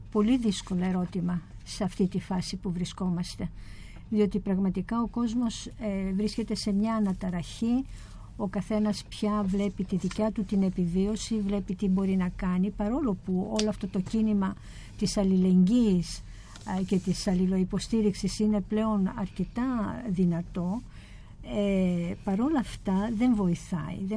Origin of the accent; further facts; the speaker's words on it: Ethiopia; η εμπειρία μου το ότι ε, γεννήθηκα και μεγάλωσα στην Αιθιοπία είναι πολύ σημαντική, πάρα πολύ σημαντική, διότι έζησα σε μια κουλτούρα και σε έναν κόσμο